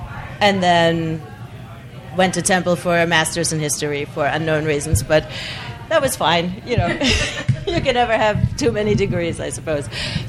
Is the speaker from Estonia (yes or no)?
no; southwest Germany, Germany; moved away as an adult; I'm from the southwest, so I'm really close to the French border.